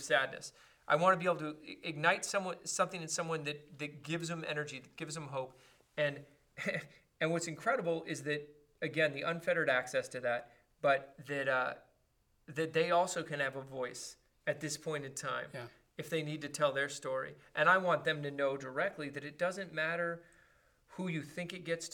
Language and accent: English; Los Angeles, California, United States; I was from Crenshaw, and I used to go to Raider games